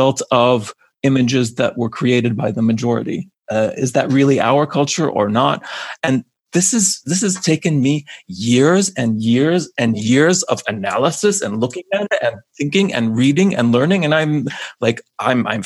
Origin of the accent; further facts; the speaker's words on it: United States; first language English; having grown up in America